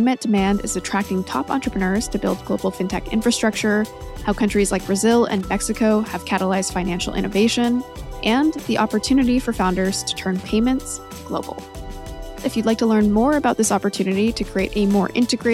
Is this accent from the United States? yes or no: no; Canada; we're both Canadian.